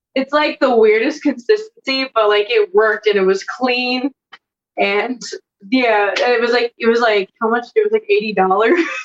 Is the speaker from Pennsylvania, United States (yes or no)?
yes; Lancaster County, Pennsylvania, United States; I'm from Lancaster County